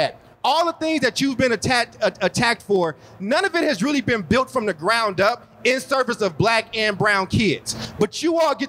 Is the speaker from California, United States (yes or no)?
yes; Oakland, California, United States; also born or lived in Chicago; I was born in Chicago and grew up in Oakland.